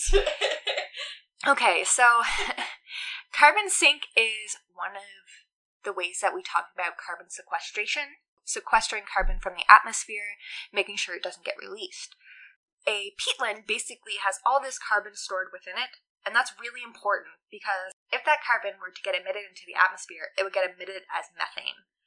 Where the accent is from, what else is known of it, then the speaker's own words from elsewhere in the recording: Newfoundland and Labrador, Canada; we're both from Newfoundland